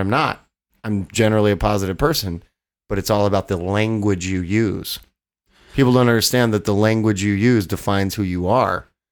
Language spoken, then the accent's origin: English; Odessa, Texas, United States; moved away as an adult; also born or lived in Los Angeles, California; now in Austin, United States; I grew up in Odessa where there's only two things to do, get drunk and fuck.